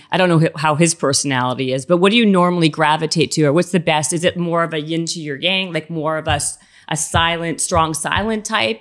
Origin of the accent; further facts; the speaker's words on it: Winnipeg, Manitoba, Canada; moved away; also born or lived in Toronto; I'm from Winnipeg and then Toronto